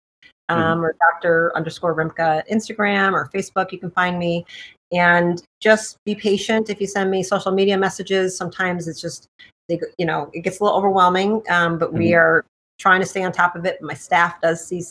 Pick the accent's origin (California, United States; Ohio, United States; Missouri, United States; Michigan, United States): Michigan, United States; Detroit; I'm from Detroit